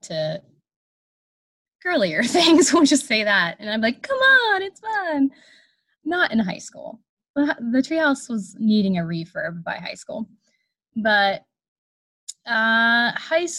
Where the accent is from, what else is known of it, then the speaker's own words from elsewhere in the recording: New Brighton, Pennsylvania, United States; I grew up in a little town that I currently live in, New Brighton, Pennsylvania.